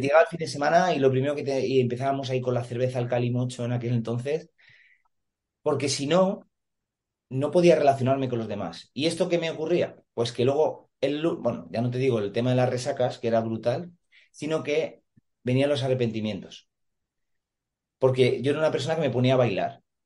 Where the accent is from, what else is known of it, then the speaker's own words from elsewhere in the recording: Madrid, Community of Madrid, Spain; now in Santa Pola, Spain; soy natural de Madrid, ahora vivo en, en Alicante, exactamente en Santa Pola